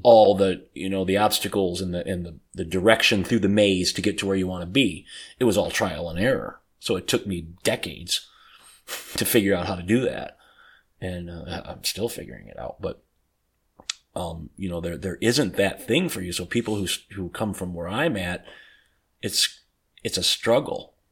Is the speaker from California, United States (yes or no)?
no; Detroit, Michigan, United States; I grew up in Detroit.